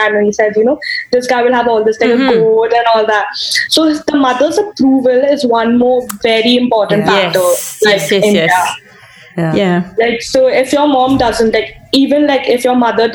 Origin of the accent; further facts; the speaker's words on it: Mangalore, Karnataka, India; moved away as an adult; we went to a temple in Mangalore, that's my hometown